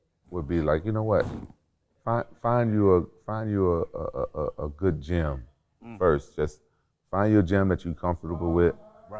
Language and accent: English; Memphis, Tennessee, United States; I'm from Memphis.